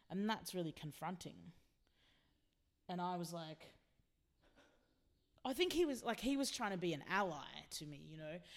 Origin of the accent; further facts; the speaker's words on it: Philippines; I've always known that I'm a Filipino indigenous queer woman